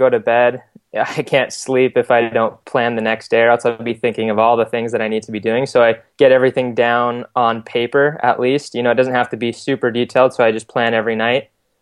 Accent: Scottsdale, Arizona, United States; moved away as an adult; also born or lived in Utah; now in Provo, United States; I am originally from Arizona. I grew up in Scottsdale.

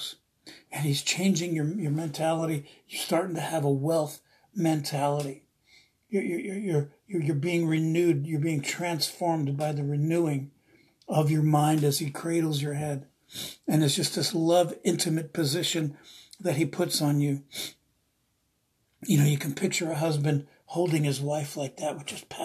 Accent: East Coast, United States; now in Redding, United States; I'm from the East Coast, I'm Italian

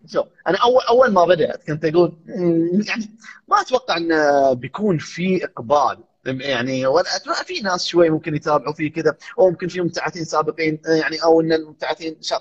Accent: Saudi Arabia; also born or lived in United States; عندنا في السعوديه

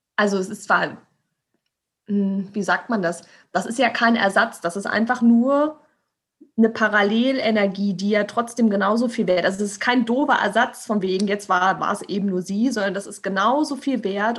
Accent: Berlin, Germany; ich bin, bin Berliner Stadtkind

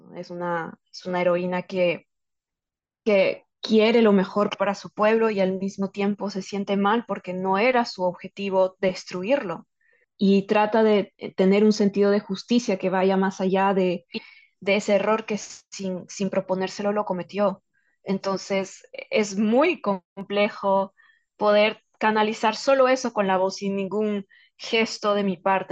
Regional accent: Peru; poder ser embajadora de nuestra cultura y de nuestro idioma eh, en, para un videojuego que tiene un alcance mundial. Y de hecho esto pone a Perú en el mapa

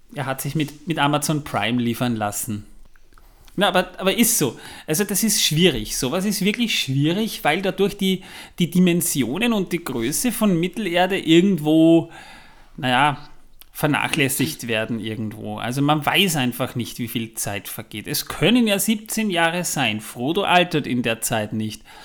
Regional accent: Vienna, Austria; bei uns in Wien

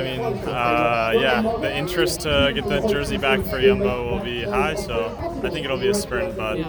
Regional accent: Rutland, East Midlands, United Kingdom; long way from home. I'm from Rutland originally.

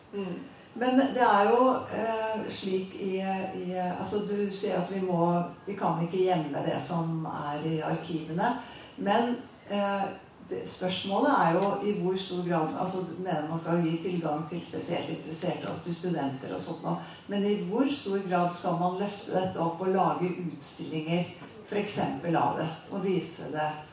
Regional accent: Åfjord, Trøndelag, Norway; jeg vokste opp i Åfjorden på Fosenhalvøya

